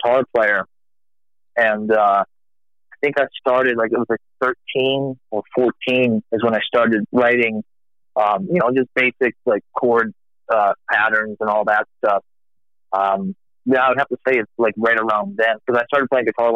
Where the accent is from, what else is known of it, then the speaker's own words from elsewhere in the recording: Warwick, Rhode Island, United States; I grew up in Warwick, Rhode Island. I'm actually not from Texas